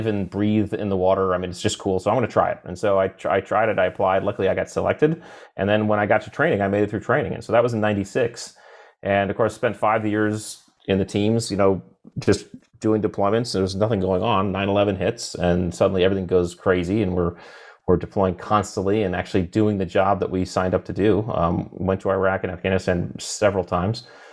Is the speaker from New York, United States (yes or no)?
no; Connecticut, United States; I grew up in Connecticut